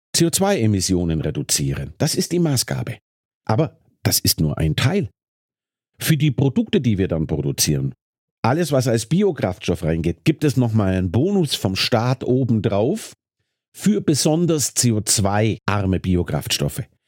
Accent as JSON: {"language": "German", "region": "Bavaria", "country": "Germany", "moved": "as an adult", "said": "Ich komme ja aus Bayern."}